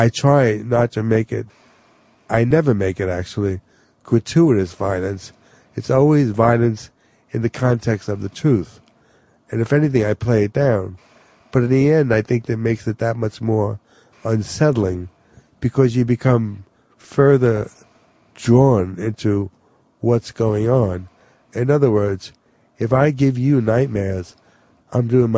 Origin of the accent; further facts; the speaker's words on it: New York City, New York, United States; exactly where I come from.